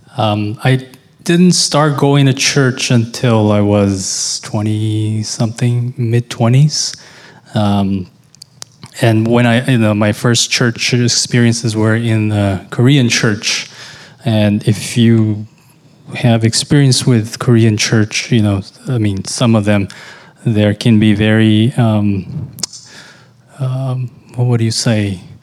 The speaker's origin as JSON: {"language": "English", "country": "Brazil", "tie": "born or raised there", "moved": "as an adult", "lives_now": "United States", "said": "I came from Brazil. You know, I, lived there most of my life."}